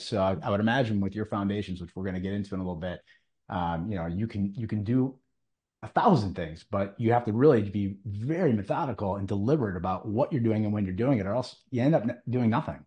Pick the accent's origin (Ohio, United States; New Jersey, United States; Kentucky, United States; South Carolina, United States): Ohio, United States; Cleveland; I'm from Cleveland